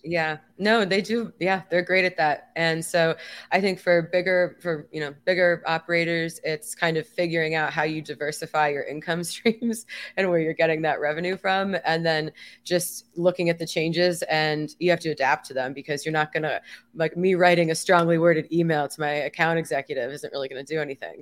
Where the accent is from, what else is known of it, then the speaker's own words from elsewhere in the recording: Miami, Florida, United States; in my hometown